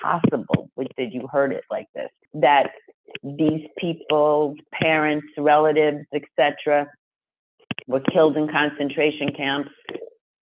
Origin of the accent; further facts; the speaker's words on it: Jericho, New York, United States; also born or lived in Queens, New York; they bought a house in a town called Jericho